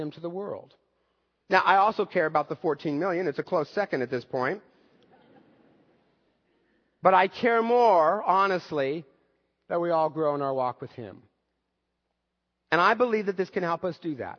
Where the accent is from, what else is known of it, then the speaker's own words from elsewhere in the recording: United States; As an American baby boomer